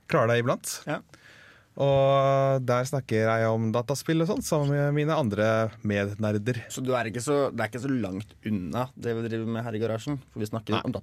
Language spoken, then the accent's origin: Norwegian; Verdal, Trøndelag, Norway; moved away; jeg var hjemme i Verdalen i helga